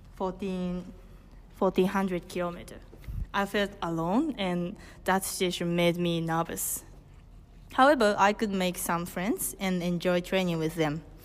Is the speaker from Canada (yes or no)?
no; Hokkaido, Japan; English is a second language; I'm from Hokkaido, Japan